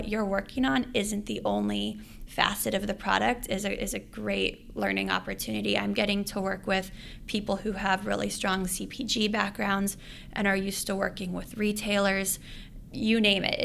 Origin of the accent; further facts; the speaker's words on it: Los Angeles, California, United States; moved away as an adult; also born or lived in San Francisco; I was originally from Los Angeles